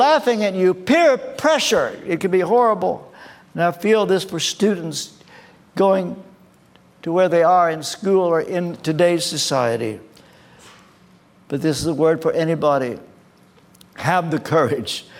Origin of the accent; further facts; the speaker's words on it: Kentucky, United States; moved away as an adult; now in England; I come from Kentucky. Some of you will know I was brought up in the Church of the Nazarene